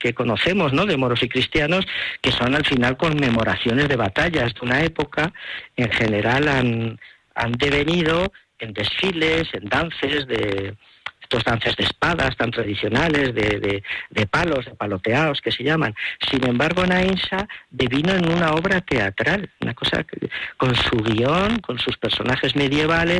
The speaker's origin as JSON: {"language": "Spanish", "town": "Huesca", "region": "Aragon", "country": "Spain", "said": "mi tierra. Mm, de Huesca."}